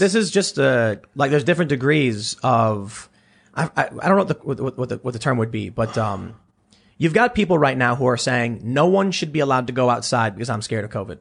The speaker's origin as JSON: {"language": "English", "town": "Chicago", "region": "Illinois", "country": "United States", "tie": "born or raised there"}